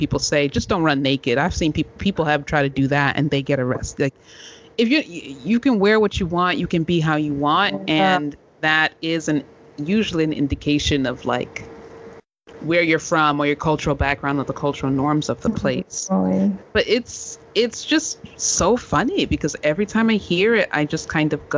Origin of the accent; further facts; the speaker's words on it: United States; people don't, like, read me as American